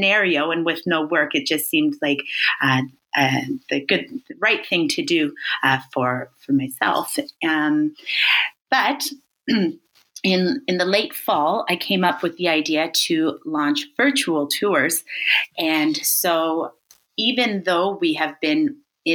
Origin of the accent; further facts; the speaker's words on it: Thorold, Ontario, Canada; moved away as an adult; now in Paris, France; my hometown is Thorold, Ontario, which is just next door to Brock